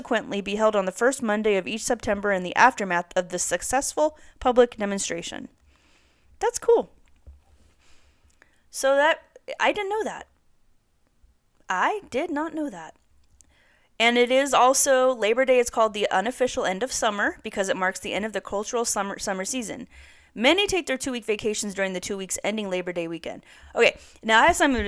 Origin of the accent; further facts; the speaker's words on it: Santa Barbara, California, United States; now in Bakersfield, United States; I grew up in Santa Barbara, and I'm in Bakersfield now.